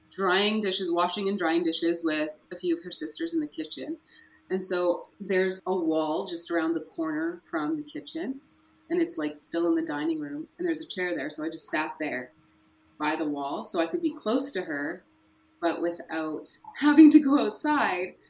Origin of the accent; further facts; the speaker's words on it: Fort St. John, British Columbia, Canada; I was born in Fort St. John, BC, far north up in BC. My grandparents raised me until I was 12